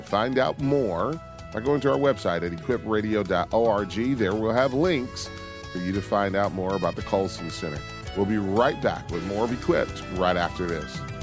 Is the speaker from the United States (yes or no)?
yes; Detroit, Michigan, United States; I grew up in Detroit